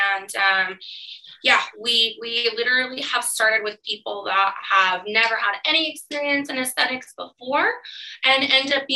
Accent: California, United States; moved away as an adult; now in Canada; I'm from California originally.

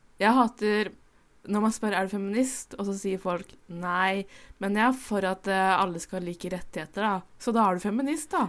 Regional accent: Indre Østfold, Norway; Jeg er bifil cis kvinne fra Indre Østfold

